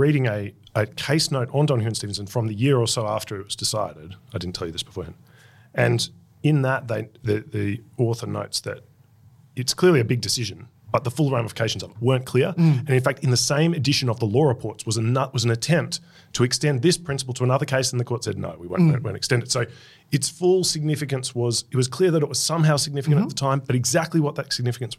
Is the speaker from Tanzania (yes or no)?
no; Queensland, Australia; we know no equal.